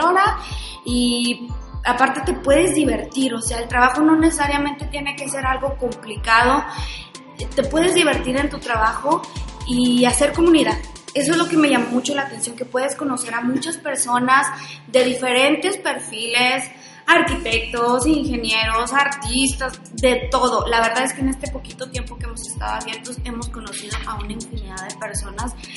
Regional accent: Chihuahua, Mexico; moved away; somos de Chihuahua, somos del norte del país

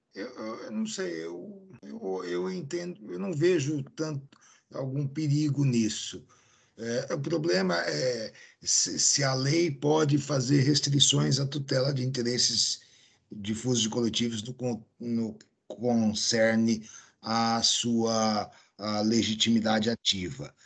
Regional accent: near Santos and São Vicente, São Paulo, Brazil; aqui próximo da minha terra

